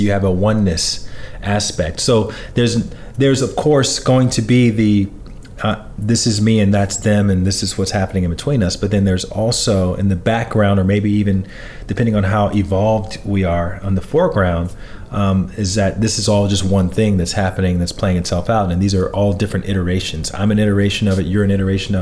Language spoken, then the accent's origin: English; Alabama, United States; I grew up in Alabama, you know, I'm 43 right now